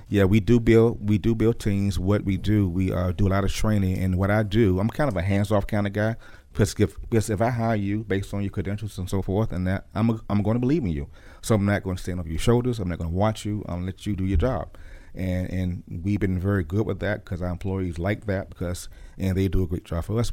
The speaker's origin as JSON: {"language": "English", "town": "Norfolk", "region": "Virginia", "country": "United States", "tie": "born or raised there", "said": "Born and raised in Norfolk, Virginia"}